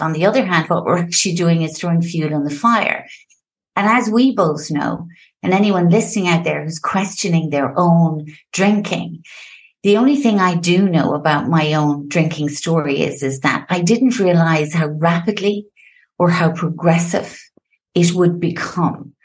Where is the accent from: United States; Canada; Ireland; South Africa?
Ireland; Limerick, Munster; moved away as an adult; also born or lived in France; now in Madrid, Spain; I'm actually Irish. and I'm from the beautiful and the fabulous city called Limerick